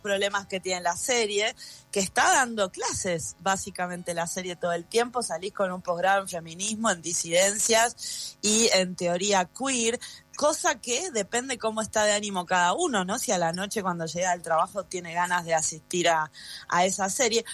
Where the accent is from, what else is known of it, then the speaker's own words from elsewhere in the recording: Buenos Aires, Argentina; moved away; yo hace muchos años que no vivo en Buenos Aires, que nací, crecí en Buenos Aires